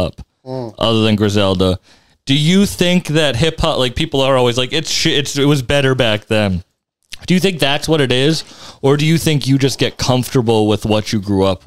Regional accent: Lowell, Massachusetts, United States; I grew up in Lowell for some time

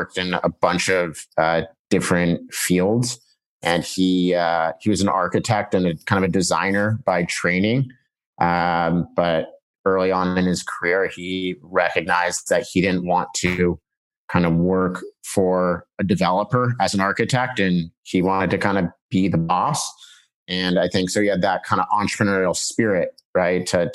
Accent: Laguna Beach, California, United States; moved away as an adult; also born or lived in Boston / San Francisco; I grew up in Laguna Beach, California, an hour south

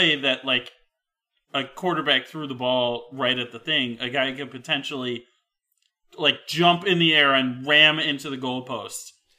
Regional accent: Canada; We're from Canada.

